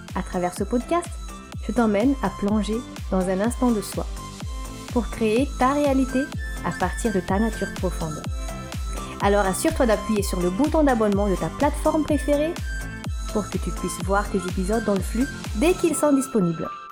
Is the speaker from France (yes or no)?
no; Antananarivo, Analamanga, Madagascar; moved away as an adult; Je suis née à Madagascar et j'ai grandi là-bas jusqu'à mes dix-neuf ans.